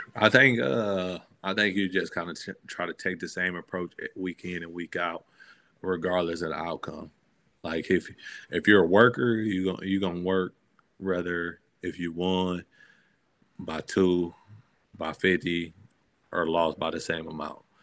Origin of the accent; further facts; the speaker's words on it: Michigan, United States; growing up in Michigan